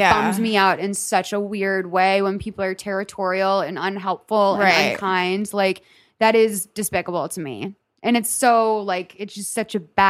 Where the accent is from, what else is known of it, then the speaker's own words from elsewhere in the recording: Lexington, Massachusetts, United States; Lexington, Massachusetts.